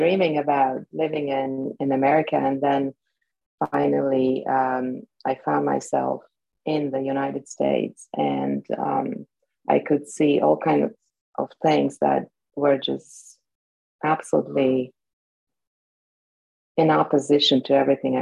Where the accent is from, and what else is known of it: Bratislava, Bratislava Region, Slovakia; born or raised there; first language Slovak; English is a second language; moved away as an adult; now in New Jersey, United States